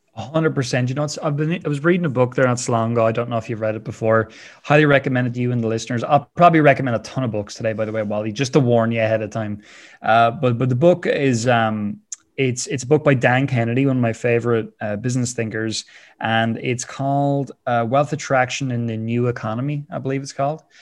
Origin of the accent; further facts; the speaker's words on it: Wexford, Leinster, Ireland; I love being Irish. I love living here in Wexford